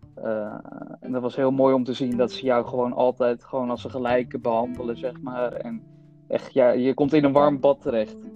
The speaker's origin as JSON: {"language": "Dutch", "country": "Netherlands", "tie": "born or raised there", "also_born_or_lived": "Bogotá, Colombia", "said": "ik ben altijd opgegroeid hier in Nederland"}